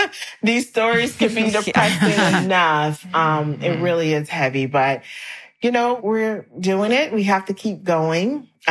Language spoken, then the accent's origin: English; South Carolina, United States; And so I'm from South Carolina. I grew up in church.